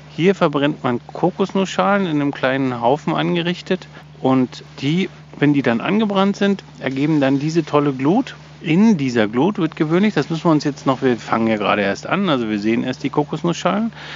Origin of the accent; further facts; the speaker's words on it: Germany; bei uns in Deutschland